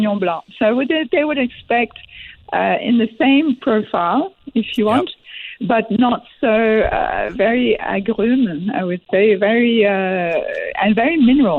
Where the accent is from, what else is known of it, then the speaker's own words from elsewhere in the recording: Quebec, Canada; moved away; I'm from Quebec